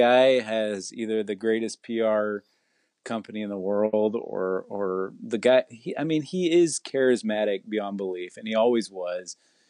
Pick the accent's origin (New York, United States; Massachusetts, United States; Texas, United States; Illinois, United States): Texas, United States; Irving; I grew up in Irving